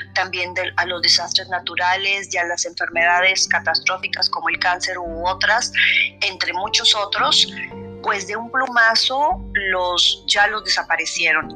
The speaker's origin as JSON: {"language": "Spanish", "country": "Mexico", "said": "nosotros los mexicanos"}